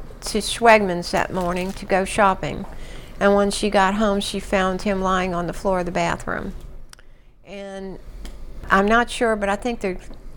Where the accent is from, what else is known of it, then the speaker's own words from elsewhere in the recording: New Orleans, Louisiana, United States; I was born in Federico in New Orleans